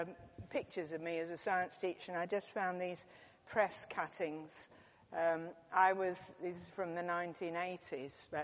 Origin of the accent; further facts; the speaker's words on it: United Kingdom; I'm very British.